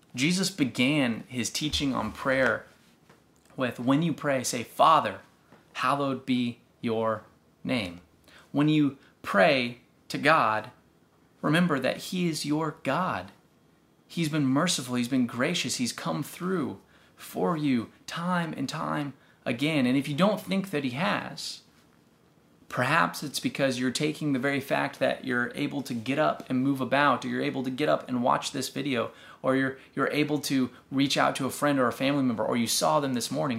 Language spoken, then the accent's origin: English; Texas, United States; growing up in Texas